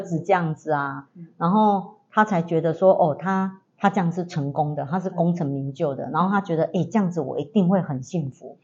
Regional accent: southern Taiwan, Taiwan; 我们是来自南台湾的

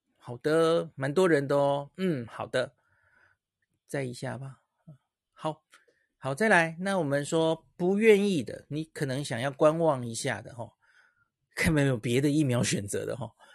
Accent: Taiwan; 我们台湾人、东方人

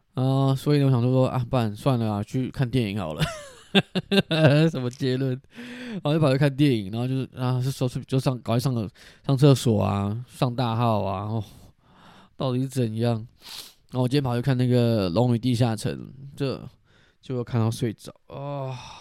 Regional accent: southern Taiwan, Taiwan; 因为我就是在南部长大

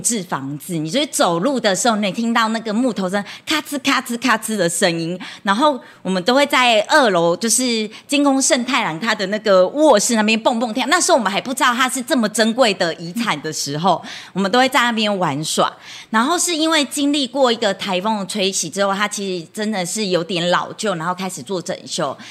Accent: Chenggong, Taitung County, Taiwan; 我也是土生土长的成功人，然后我从小就在新港教会长大

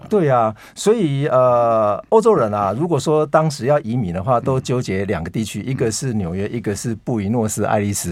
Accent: Taiwan; 对我们台湾人而言

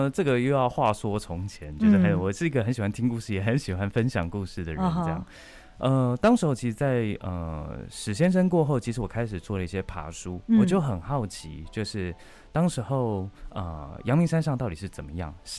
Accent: Tainan, Taiwan; moved away as an adult; also born or lived in Taipei; 我是台南人，然后我刚来到台北读书的时候

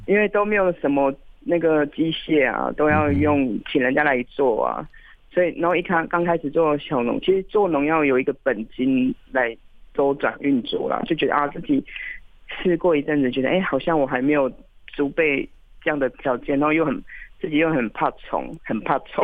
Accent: Hualien City, Hualien County, Taiwan; also born or lived in Fata'an (Mataian) tribe, Hualien; 那我没有在部落长大，我是在花莲市长大的

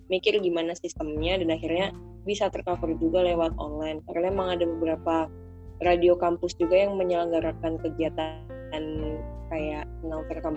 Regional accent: Sleman, Special Region of Yogyakarta, Indonesia; Hmm, asli kok aku asli Jogja, asli Sleman.

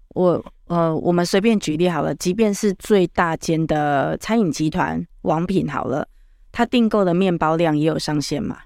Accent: Tainan, Taiwan; 我台南人，所以台语会出来

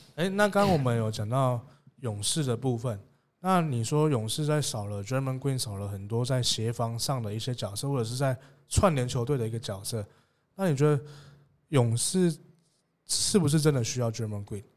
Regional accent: Tainan, Taiwan; 身为台南人，我自己非常支持台钢猎鹰

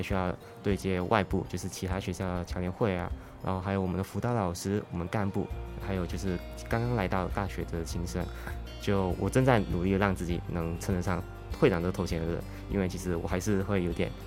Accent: Malaysia; moved away as an adult; now in Taiwan; 我是来自马来西亚

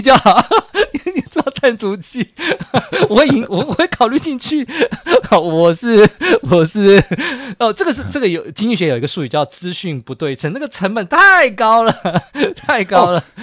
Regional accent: Taiwan; 我们台湾人

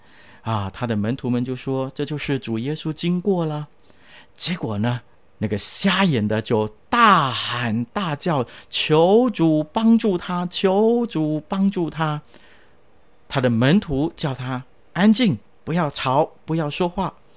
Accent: China; 我们中国人呢就不同了，我们捧起双手，然后说恭喜恭喜啊，别来无恙啊。

